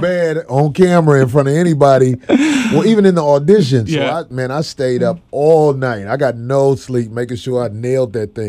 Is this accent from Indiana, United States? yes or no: no; Chicago, Illinois, United States; now in Los Angeles, United States; I'm from Chicago